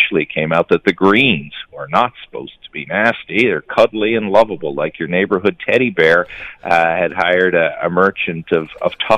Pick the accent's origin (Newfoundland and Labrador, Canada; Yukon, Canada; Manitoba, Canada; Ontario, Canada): Newfoundland and Labrador, Canada; accent: Newfoundland; in my Newfoundland parlance